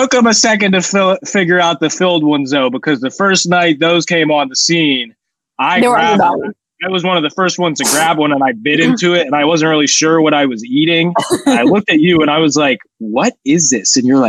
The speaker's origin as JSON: {"language": "English", "town": "Columbus", "region": "Ohio", "country": "United States", "tie": "born or raised there", "said": "my hometown, one of the best, possibly the best arena in the NHL, Nationwide Arena, got to do a better job up in the press box."}